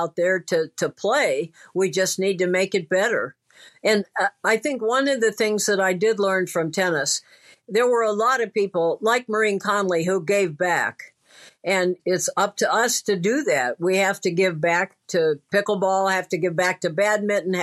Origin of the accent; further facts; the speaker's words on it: Peoria, Illinois, United States; I grew up in Peoria, Illinois